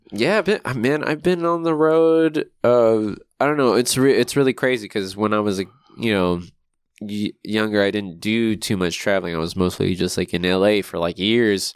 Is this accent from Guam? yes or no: yes; Guam; now in Long Beach, United States; growing up on Guam